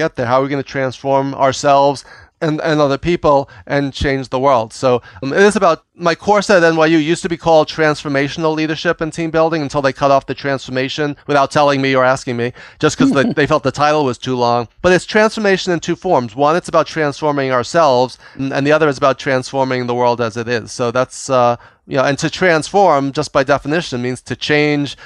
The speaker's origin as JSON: {"language": "English", "region": "New York", "country": "United States", "said": "I'm from New York"}